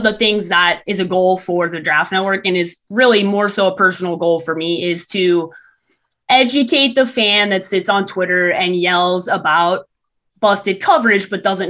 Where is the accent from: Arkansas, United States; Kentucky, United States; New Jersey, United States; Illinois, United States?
Illinois, United States; Chicago; I grew up in Chicago